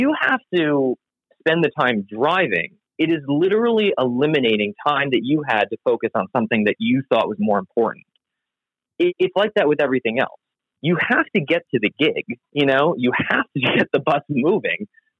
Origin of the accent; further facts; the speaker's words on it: New York, United States; you know, when I grew up, I grew up on Long Island. So I grew up listening to like WBAB, which plays classic rock.